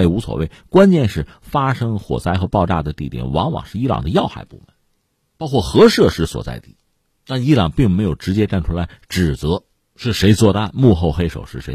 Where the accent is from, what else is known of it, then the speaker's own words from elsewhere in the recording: China; 我们中国人